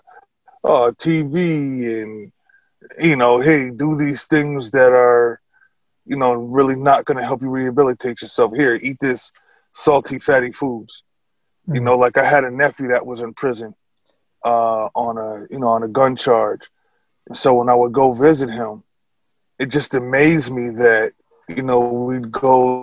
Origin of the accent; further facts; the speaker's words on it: Albany, New York, United States; also born or lived in Chicopee, Massachusetts; I was born and raised in Albany, New York.